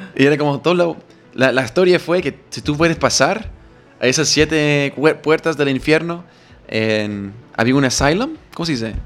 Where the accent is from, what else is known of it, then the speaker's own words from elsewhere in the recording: near Gettysburg, Pennsylvania, United States; Spanish is a second language; moved away as an adult; now in Chile; Gettysburg es increíblemente, al lado de mi, bueno, mi ciudad de nacimiento